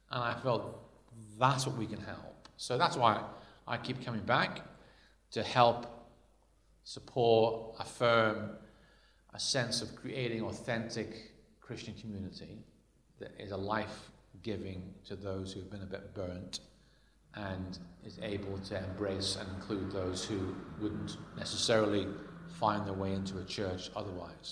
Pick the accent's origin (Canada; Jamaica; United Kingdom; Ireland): Ireland; I was brought up in Ireland, and um, because I, I, was brought up as a Protestant in Ireland